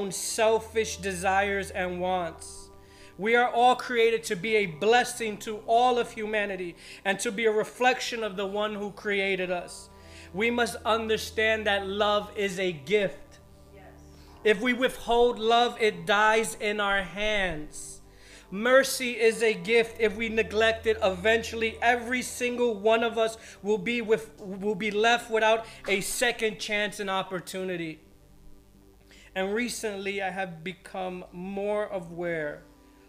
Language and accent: English; United States; I stand here as a born American with Colombian, Puerto Rican, and Spanish blood flowing in my veins